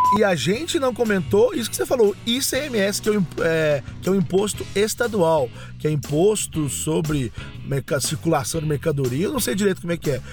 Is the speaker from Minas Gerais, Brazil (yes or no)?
yes; Machado, Minas Gerais, Brazil; moved away; eu comecei a fazer rádio no ano 2000 lá em Minas Gerais